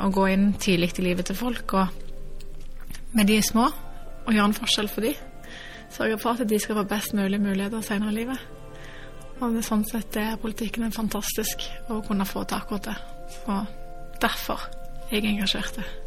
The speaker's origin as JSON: {"language": "Norwegian", "town": "Stavanger", "region": "Rogaland", "country": "Norway", "tie": "born or raised there", "said": "Jeg er født og oppvokst i Stavanger"}